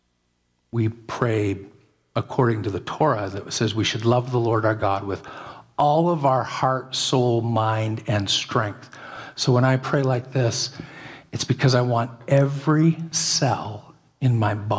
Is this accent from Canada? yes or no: yes; Canada; I'm as Canadian as can be.